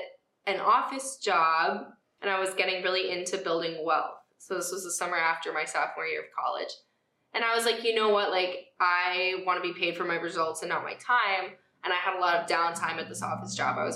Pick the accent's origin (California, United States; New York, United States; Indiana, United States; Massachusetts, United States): Massachusetts, United States; Brookline; moved away; also born or lived in Miami; I'm from Brookline, which is, like, a little, like, suburban town outside of Boston